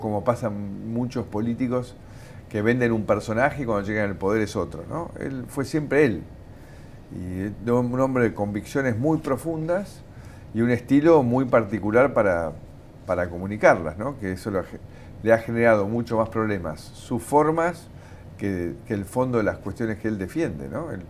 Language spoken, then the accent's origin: Spanish; Argentina; also born or lived in United States; yo soy un, argentino eh, que sigue amando su país